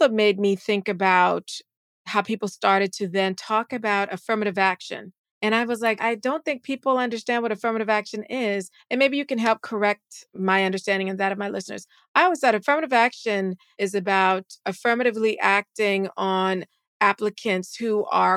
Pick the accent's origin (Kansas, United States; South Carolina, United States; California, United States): South Carolina, United States; Charleston; moved away; I'm from Charleston, South Carolina